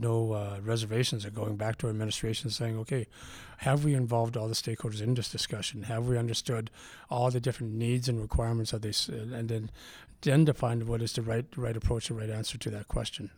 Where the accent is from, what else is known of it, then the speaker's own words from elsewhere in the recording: Vancouver, British Columbia, Canada; now in Calgary, Canada; Growing up in Vancouver